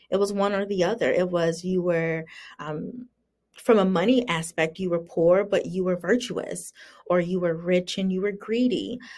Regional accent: the South, United States; and I grew up in the South. Um, which has very strong racial undertones.

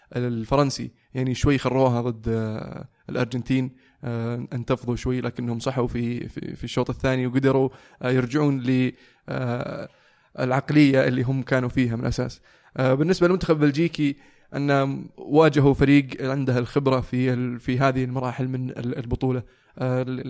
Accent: Saudi Arabia; نحن كسعوديين

